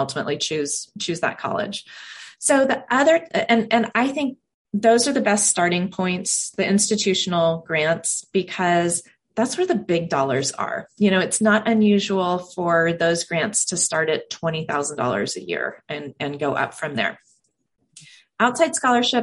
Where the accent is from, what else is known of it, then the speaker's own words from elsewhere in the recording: Silicon Valley, California, United States; now in Portland, United States; I grew up in Silicon Valley